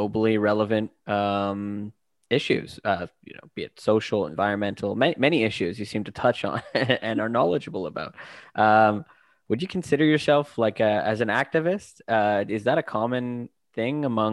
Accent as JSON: {"language": "English", "town": "Vancouver", "region": "British Columbia", "country": "Canada", "moved": "as an adult", "lives_now": "London, Canada", "said": "I'm from Vancouver myself, moved here for my PhD."}